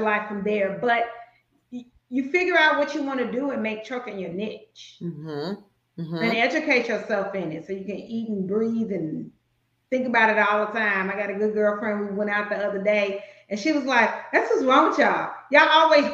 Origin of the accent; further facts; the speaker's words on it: Chicago, Illinois, United States; moved away; I'm originally from Chicago